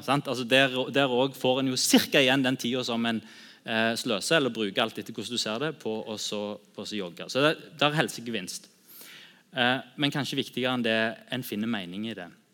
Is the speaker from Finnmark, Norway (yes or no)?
no; Sandnes, Rogaland, Norway; also born or lived in Bryne; jeg er oppvokst på Bryne og er Bryne-supporter. og alltid holdt med Bryne, de røde. Og så flytta til Sandnes når jeg var åtte